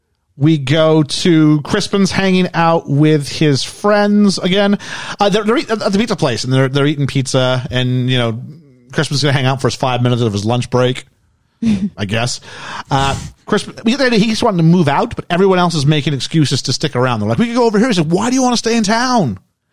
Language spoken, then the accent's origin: English; Canada; moved away; I'm from Canada